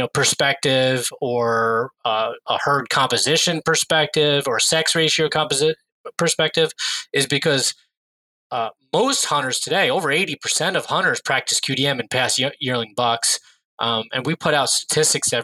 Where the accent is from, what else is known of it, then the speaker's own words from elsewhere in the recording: New York, United States; I grew up in New York State